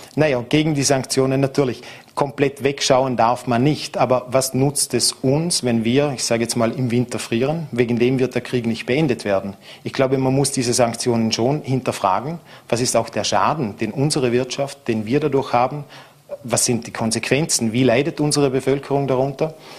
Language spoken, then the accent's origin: German; Vorarlberg, Austria; hier bei uns in Vorarlberg